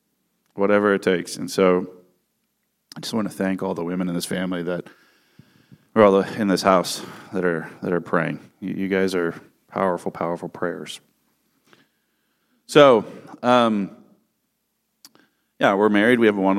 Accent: California, United States; And I grew up in the San Francisco Bay Area. My family is from Northern Europe

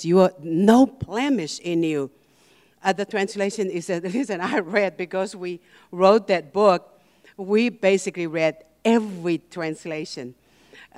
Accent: Tonga; moved away; also born or lived in Hawaii, United States; I'm from Hawaii. I lived in Hawaii for 20 years. And actually, I was born and raised in a little island called Tonga, but I lived in Hawaii longer than in Tonga.

